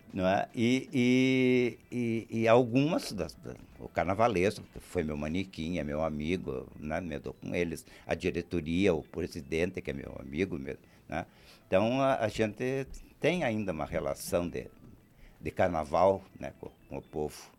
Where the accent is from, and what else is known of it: Curitiba, Paraná, Brazil; born or raised there; also born or lived in Prudentópolis, Paraná